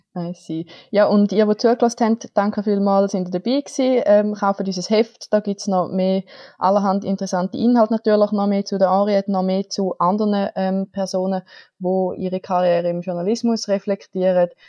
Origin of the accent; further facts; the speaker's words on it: Switzerland; bei uns in der Schweiz